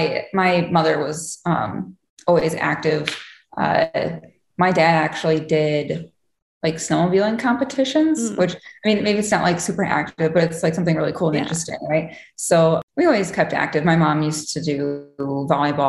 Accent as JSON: {"language": "English", "town": "Muskegon", "region": "Michigan", "country": "United States", "tie": "born or raised there", "also_born_or_lived": "Grand Rapids, Michigan", "said": "I grew up in Muskegon, Michigan, right on the lakeshore"}